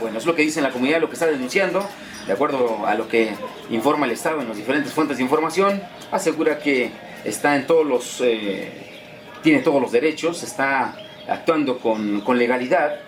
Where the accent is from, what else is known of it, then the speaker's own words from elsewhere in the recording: Amilcingo, Morelos, Mexico; Soy originario de esta comunidad tengo 32 años